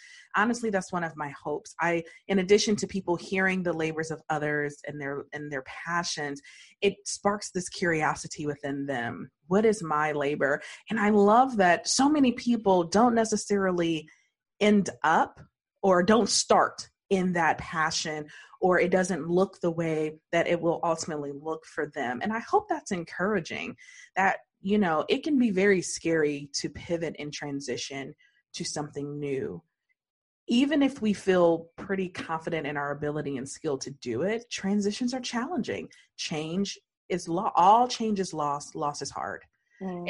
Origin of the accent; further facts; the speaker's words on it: Detroit, Michigan, United States; I was born and raised in Detroit?